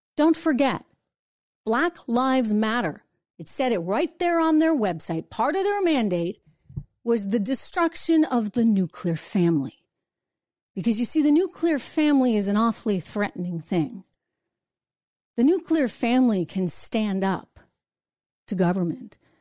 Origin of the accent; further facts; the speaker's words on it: New Hampshire, United States; I'm out to dinner in my hometown in New Hampshire